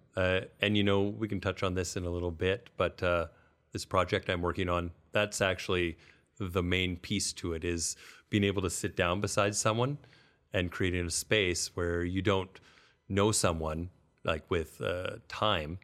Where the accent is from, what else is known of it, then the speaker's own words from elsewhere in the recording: Millarville, Alberta, Canada; as a kid growing up in Millerville